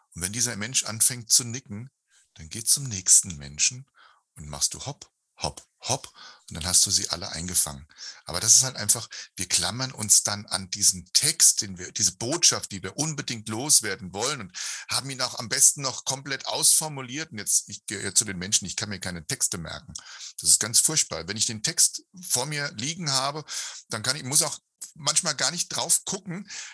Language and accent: German; Hesse, Germany; Kinder sind ja immer so ein bisschen schnokisch, wie das halt bei uns in Hessen heißt